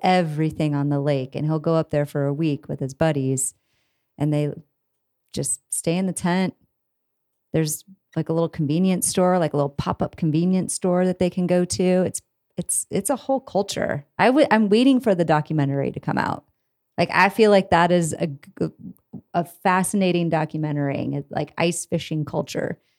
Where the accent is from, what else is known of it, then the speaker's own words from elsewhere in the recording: Iowa, United States; moved away as an adult; now in Denver, United States; I am from Iowa originally